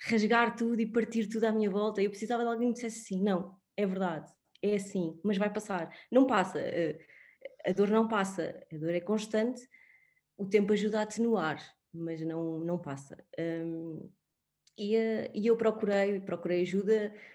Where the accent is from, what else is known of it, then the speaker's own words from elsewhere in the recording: Sintra, Lisbon, Portugal; tenho 36 anos, um, sou, sou de Sintra